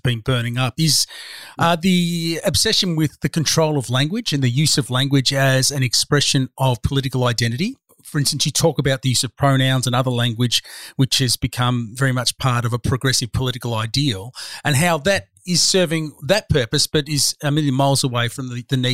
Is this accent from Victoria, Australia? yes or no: yes; Broadmeadows, Victoria, Australia; I come from that world. I grew up in Broadmeadows.